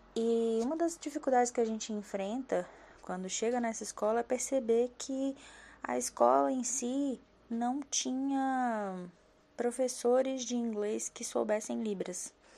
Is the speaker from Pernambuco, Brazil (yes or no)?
no; Brasília, Federal District, Brazil; eu sou de Brasília, moro em Taguatinga, uma das cidades satélites aqui de Brasília.